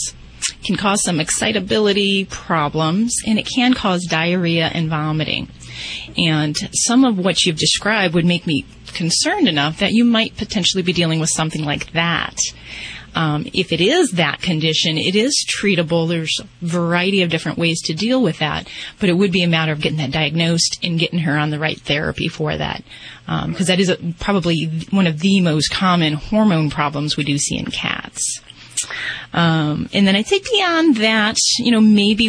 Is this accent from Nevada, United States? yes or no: yes; Las Vegas, Nevada, United States; I'm from Vegas